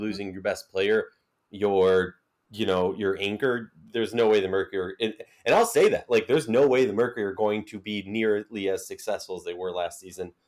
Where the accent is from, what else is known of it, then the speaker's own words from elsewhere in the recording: Minnesota, United States; I'm from Minnesota